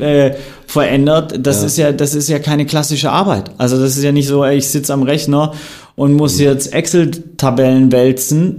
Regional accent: Swabia, Germany; ich bin gebürtiger Schwabe, Bildungsbürgertum, sehr, sehr privilegiert aufgewachsen

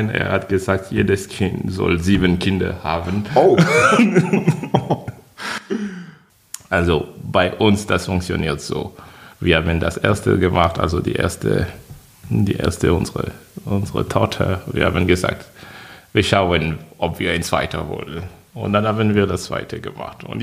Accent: Côte d’Ivoire; Ich komme aus der Elfenbeinkiste. Elfenbeinküste. Genau, also auf der Karte von Afrika, das ist in Westafrika.

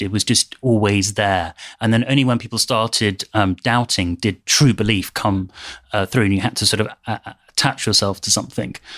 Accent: United Kingdom; a British Muslim

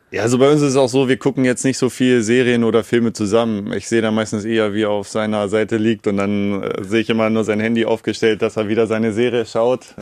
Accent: Neustadt am Rübenberge, Lower Saxony, Germany; now in Garbsen, Germany; ich wohne nicht direkt in Neustadt, das ist nur mein Geburtsort. Ähm, ich wohne, wenn du so willst, in Garbsen

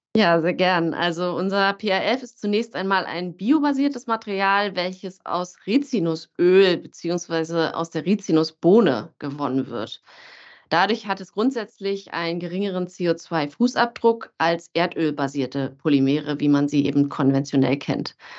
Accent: Berlin, Germany; moved away as an adult; als es mich zurück in meine Heimat Berlin zog

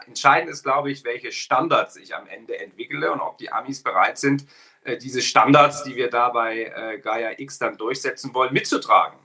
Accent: Ilmenau, Thuringia, Germany; in meiner Heimatstadt in Ilmenau, äh, eine kleine Stadt in Thüringen

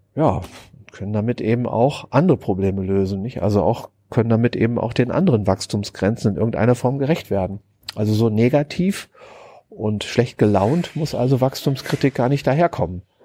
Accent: Germany; Ich bin ja Deutscher

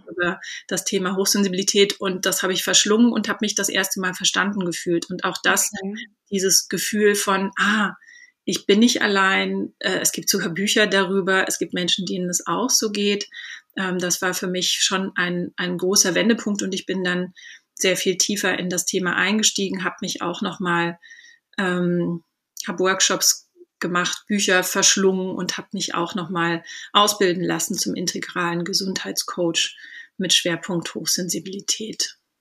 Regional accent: Southern Germany, Germany; moved away; also born or lived in England; ich komme ursprünglich auch aus Süddeutschland

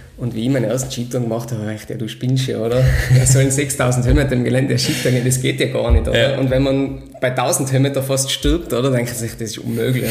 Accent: Sellraintal, Tyrol, Austria; geboren, aufgewachsen und veredelt im Sellrental

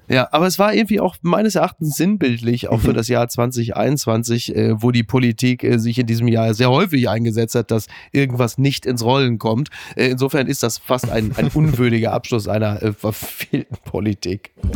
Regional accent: Castrop-Rauxel, North Rhine-Westphalia, Germany; meiner Heimatstadt Kastrop-Rauxel

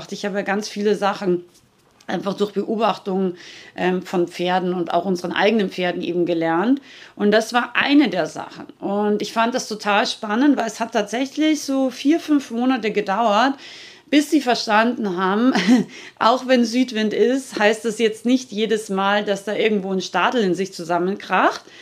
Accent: Rauris, Salzburg, Austria; ich komme ja aus Österreich, aus den schönen österreichischen Bergen, Nationalpark Hohe Tauern in Rauris, also Salzburger Gebirge.

